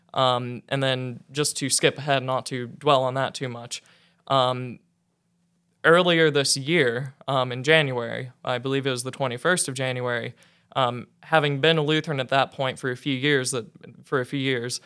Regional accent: north central Oklahoma, United States; I was raised a Southern Baptist, uh, in north central Oklahoma

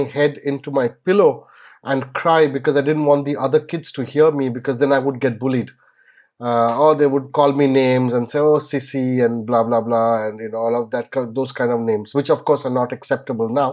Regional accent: Kolkata, West Bengal, India; moved away; I was born in Calcutta then, now Kolkata, of course. And I think about the age of 6 or 7, I was promptly carted off to a boarding school.

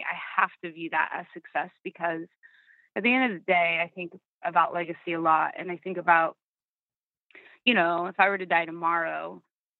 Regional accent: Sacramento, California, United States; moved away; I'm in Sacramento, like I was saying, and it's my hometown, and it's where I grew up and really taught myself how to sing and perform

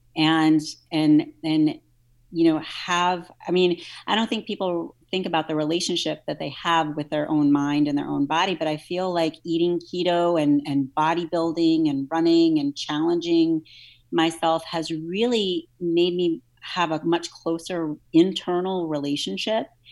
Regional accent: New Orleans, Louisiana, United States; I grew up in New Orleans

